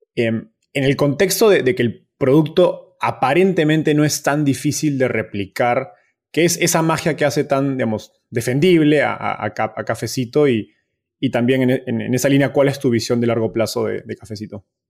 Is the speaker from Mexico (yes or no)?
no; Peru; yo soy de Perú